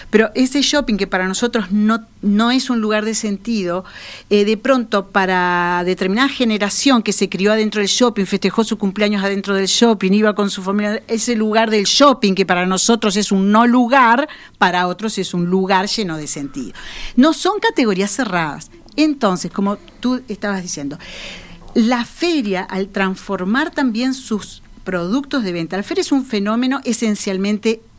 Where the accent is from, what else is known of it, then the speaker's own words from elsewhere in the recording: San José, Uruguay; now in Montevideo, Uruguay; llegué a Montevideo, este, mi hermana me compró un pescadito en la feria de Tristán Narvaja cuando vine de San José.